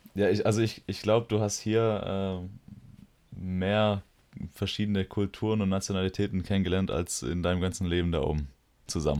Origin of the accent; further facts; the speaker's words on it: Metzingen, Baden-Württemberg, Germany; komme ich aus Metzing, wie der Herr schon gesagt hat. Hier bin ich aufgewachsen